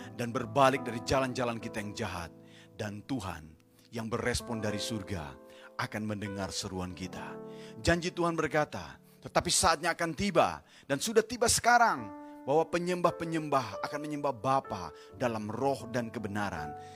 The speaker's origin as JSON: {"language": "Indonesian", "country": "Indonesia", "said": "negeri kami Indonesia"}